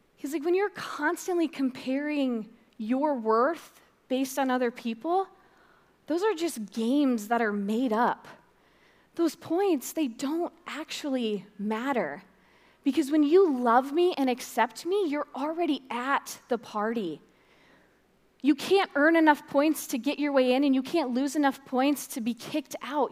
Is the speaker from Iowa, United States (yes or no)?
yes; Fort Dodge, Iowa, United States; I'm from Fort Dodge